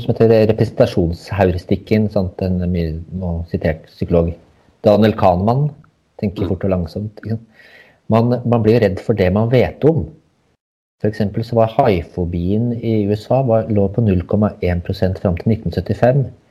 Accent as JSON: {"language": "Norwegian", "area": "Hadeland", "region": "Innlandet", "country": "Norway", "said": "jeg er fra Hadeland."}